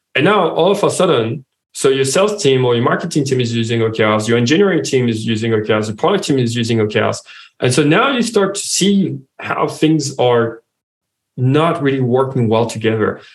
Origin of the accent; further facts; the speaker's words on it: France; accent: French; English is a second language; now in Australia; as you can hear from my accent, I'm French.